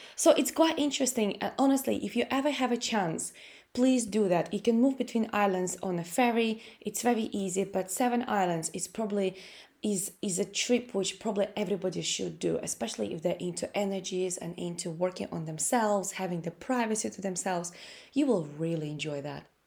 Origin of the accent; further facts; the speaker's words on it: Latvia; English is a second language; moved away as an adult; now in United Kingdom; I came from Latvia. I, I'm Russian. uh, who was born in Latvia.